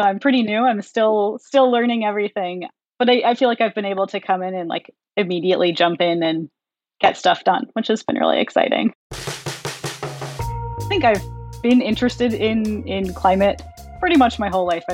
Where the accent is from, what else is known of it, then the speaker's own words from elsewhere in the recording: California, United States; I grew up in California